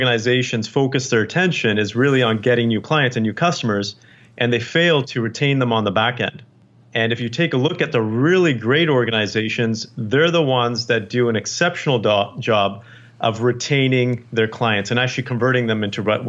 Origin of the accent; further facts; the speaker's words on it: Canada; born there; Actually, I was born